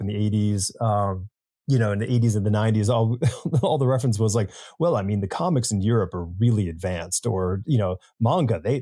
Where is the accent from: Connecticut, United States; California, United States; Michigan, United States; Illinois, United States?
Connecticut, United States; Newtown; I grew up in Newtown, Connecticut.